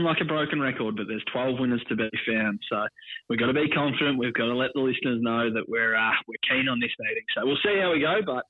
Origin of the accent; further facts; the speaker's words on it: near Phillip Island, Victoria, Australia; I grew up down near Phillip Island